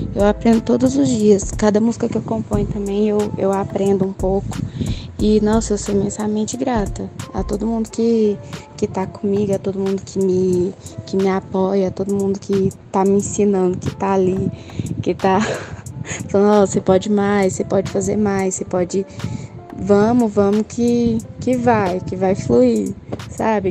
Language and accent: Portuguese; Goiânia, Goiás, Brazil; daqui de Goiânia